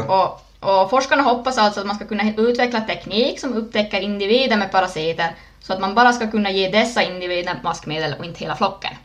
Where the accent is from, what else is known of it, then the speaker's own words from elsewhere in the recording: Närpes, Ostrobothnia, Finland; also born or lived in Ilmajoki; född i Plydax, Närpes